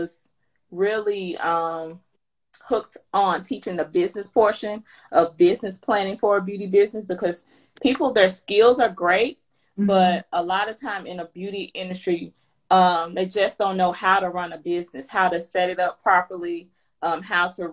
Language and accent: English; Mississippi, United States; moved away as an adult; also born or lived in Chicago area, Illinois; now in Georgia, United States; I'm from Mississippi. I moved to the Chicago area to get married to my husband.